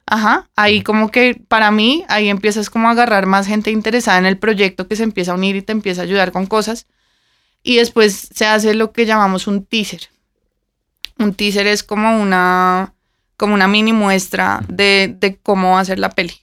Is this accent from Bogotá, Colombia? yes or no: yes; Bogotá, Colombia; moved away as an adult; also born or lived in Vancouver / Toronto / Mexico City